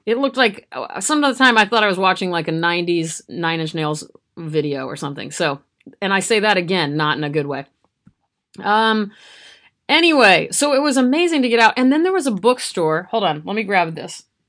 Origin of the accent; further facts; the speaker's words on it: Nebraska, United States; I'm from Nebraska.